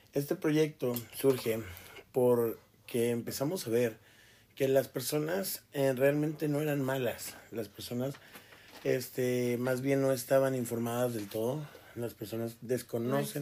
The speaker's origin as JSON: {"language": "Spanish", "town": "Toluca", "region": "State of Mexico", "country": "Mexico", "tie": "born or raised there", "moved": "yes", "lives_now": "Ciudad Juárez, Mexico", "said": "yo crecí en Toluca, eh, en el Estado de México"}